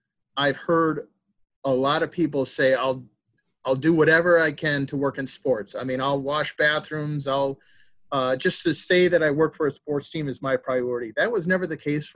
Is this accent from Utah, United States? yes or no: no; Oshkosh, Wisconsin, United States; I grew up in Oshkosh, Wisconsin, my boyhood home